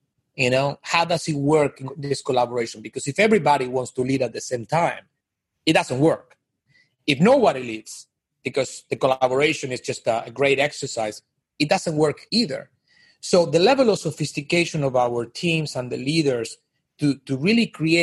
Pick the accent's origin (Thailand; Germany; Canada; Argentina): Argentina; moved away as an adult; also born or lived in Miami; now in New York, United States; I'm from Argentina originally